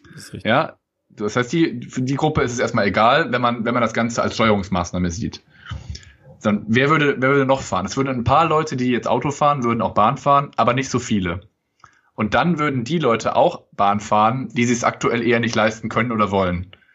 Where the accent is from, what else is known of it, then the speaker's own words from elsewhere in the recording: Cologne, North Rhine-Westphalia, Germany; als Kölner